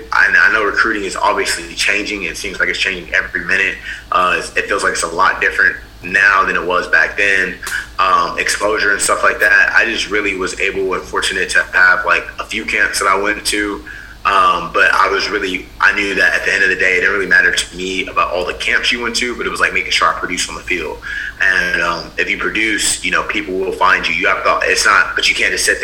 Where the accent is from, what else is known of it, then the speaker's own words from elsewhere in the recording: Houston, Texas, United States; I'm from Houston, Texas, born and raised